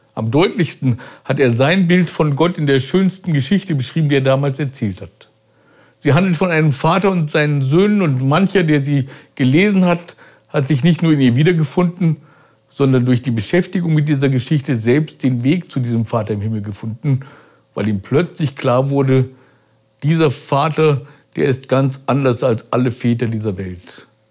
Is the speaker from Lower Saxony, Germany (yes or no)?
yes; Braunschweig, Lower Saxony, Germany; Braunschweig, der Stadt, wo ich meine Kindheit verbrachte